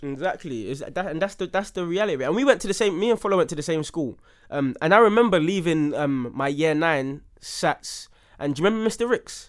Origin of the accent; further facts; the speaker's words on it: London, United Kingdom; a young black man growing up in Southeast London